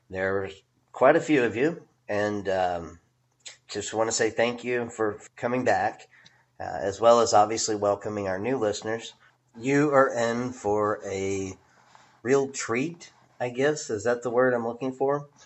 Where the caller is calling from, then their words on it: Fort Worth, Texas, United States; I come to you from Fort Worth, Texas.